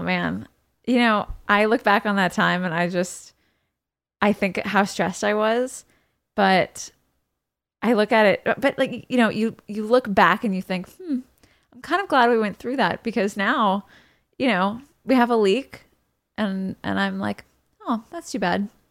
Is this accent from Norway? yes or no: no; London, United Kingdom; moved away; I grew up in London, uh, or I, I went to high school in London